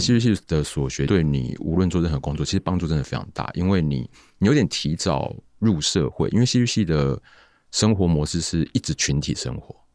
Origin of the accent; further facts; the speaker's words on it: Tainan, Taiwan; 我是台南人